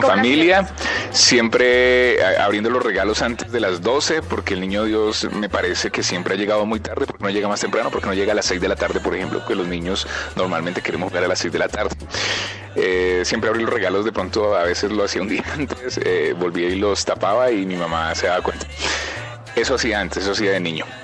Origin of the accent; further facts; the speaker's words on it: Medellín, Antioquia, Colombia; el barrio donde yo me crié en la ciudad de Medellín